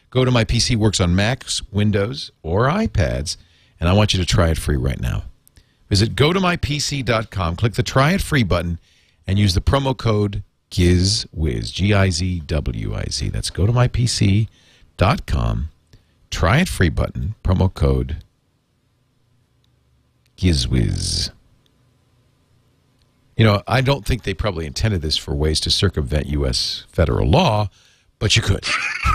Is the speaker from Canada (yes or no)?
yes; Canada; now in Las Vegas, United States; So, but I'm Canadian. I'm a Canadian citizen. It's legal for me to play poker in Canada, in my home in Canada.